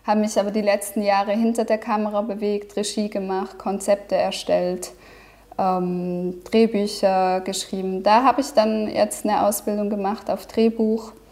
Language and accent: German; Switzerland; now in Munich, Germany; Ja, ich bin Schweizerin.